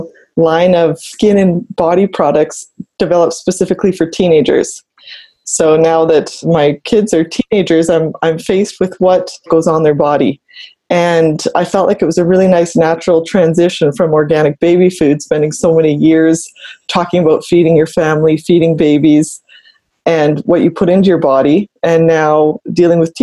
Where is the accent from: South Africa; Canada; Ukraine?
Canada; Calgary, Alberta; I'm actually from Calgary, born and raised